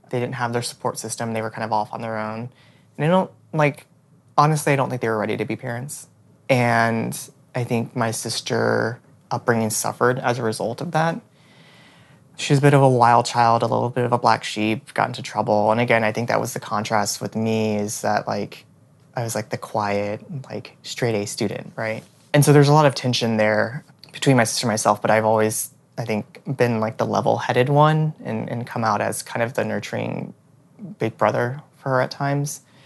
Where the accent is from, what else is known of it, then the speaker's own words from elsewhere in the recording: Houston, Texas, United States; moved away as an adult; also born or lived in Austin, Texas / New York City; I was born and raised in Houston, Texas